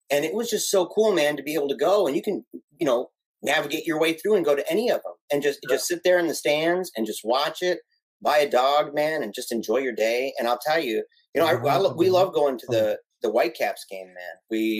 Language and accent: English; Battle Creek, Michigan, United States; having been born and raised in Battle Creek, Michigan.